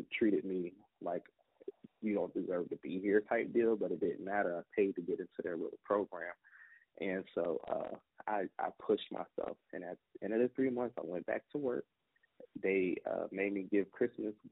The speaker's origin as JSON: {"language": "English", "town": "Newport News", "region": "Virginia", "country": "United States", "tie": "born or raised there", "said": "I was born and raised in Newport News"}